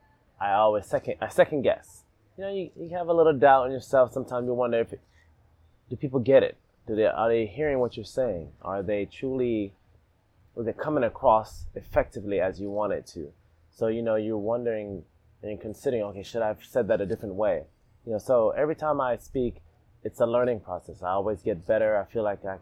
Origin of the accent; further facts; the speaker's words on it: Florida, United States; also born or lived in Alabama / Jamaica; I was born in Alabama. I lived in Jamaica, left Jamaica, and then I moved to the States, moved back to the States, and I lived in Florida. You know, so when I lived in Florida, it's where I went to high school and middle school.